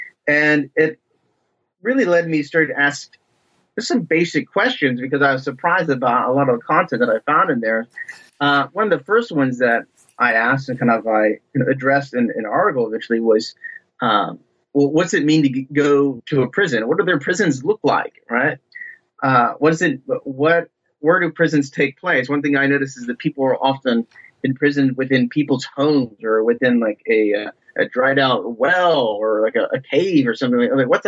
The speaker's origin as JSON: {"language": "English", "region": "Ohio", "country": "United States"}